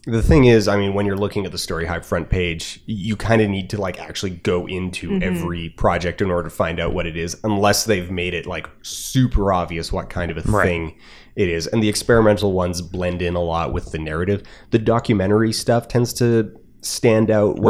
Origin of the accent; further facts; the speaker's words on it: Alberta, Canada; I'm from Alberta.